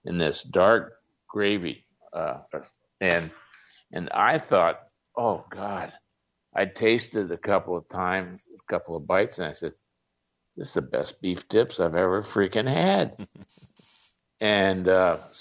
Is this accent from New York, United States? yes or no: no; Ohio, United States; also born or lived in Switzerland; when I was growing up in Ohio